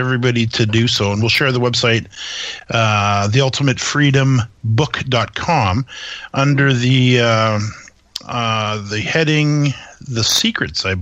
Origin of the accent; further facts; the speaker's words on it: Canada; being the Canadian